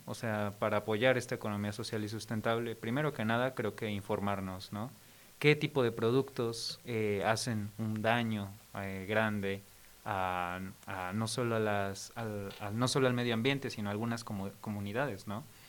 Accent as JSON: {"language": "Spanish", "region": "Mexico City", "country": "Mexico", "said": "yo soy de Ciudad de México"}